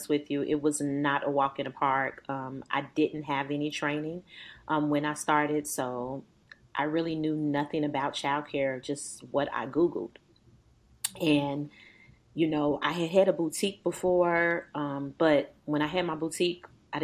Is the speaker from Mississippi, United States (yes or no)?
no; Chicago, Illinois, United States; moved away as an adult; now in Powder Springs, United States; I'm actually from Chicago